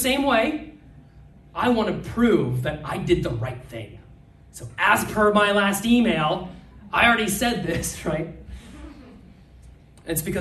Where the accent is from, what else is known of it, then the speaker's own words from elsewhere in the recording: Nebraska, United States; moved away; I'm from Nebraska